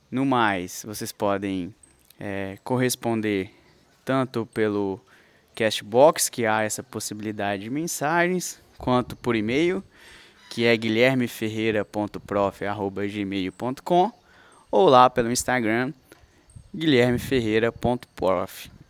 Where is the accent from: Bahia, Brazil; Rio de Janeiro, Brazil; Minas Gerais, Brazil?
Minas Gerais, Brazil; Coronel Fabriciano; now in Belo Horizonte, Brazil; porque tecnicamente eu sou de Coronel Fabriciano, onde eu vivi 19 anos